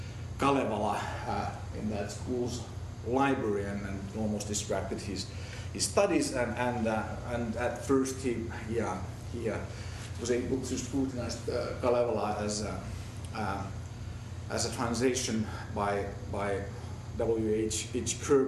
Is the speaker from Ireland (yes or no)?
no; Helsinki, Uusimaa, Finland; first language Finnish; English is a second language; moved away as an adult; now in Canada; I was actually introduced first time in Canada as being born, bred, and educated in Helsinki, Finland, so having Finnish as my native tongue, you might maybe know that Finland is bilingual as Canada, so I could be a Swedish-speaking Finn, but I'm not.